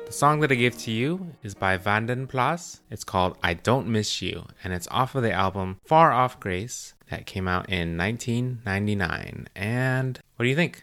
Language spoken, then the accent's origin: English; United States; we're American